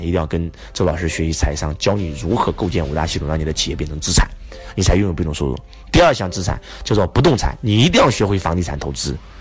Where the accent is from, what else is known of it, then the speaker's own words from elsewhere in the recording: China; 我们中国人真的过得很，很累，很辛苦。因为我们中国人没有理财观念，我觉得我们中国的理财观念应该落后西方，应该是三十年左右